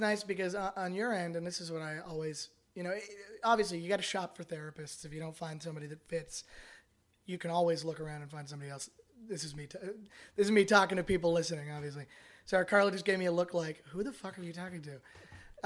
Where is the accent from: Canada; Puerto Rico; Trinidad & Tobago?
Canada; now in United States; I'm Canadian